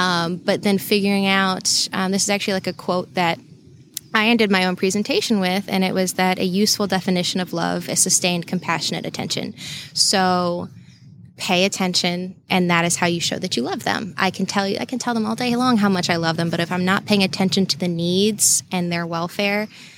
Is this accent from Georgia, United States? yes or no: yes; Savannah, Georgia, United States; also born or lived in Alabama; So I grew up right outside Savannah, and I was actually born in Alabama.